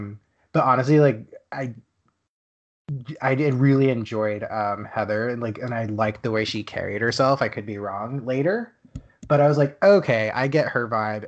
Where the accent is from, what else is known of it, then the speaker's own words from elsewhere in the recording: Texas, United States; also born or lived in Dallas; now in Los Angeles, United States; I live in Los Angeles. I'm from Texas